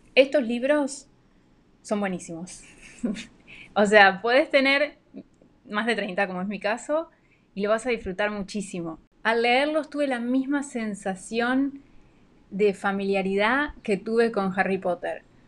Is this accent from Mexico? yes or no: no; Argentina; now in Panama; oriunda de Argentina, pero vivo en Panamá